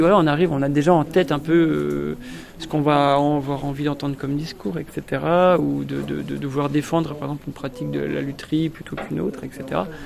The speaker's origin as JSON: {"language": "French", "area": "Montbéliard area", "region": "Bourgogne-Franche-Comté", "country": "France", "tie": "born or raised there", "moved": "yes", "said": "Pont de Roide, à côté de ma région, enfin dans ma région d'origine"}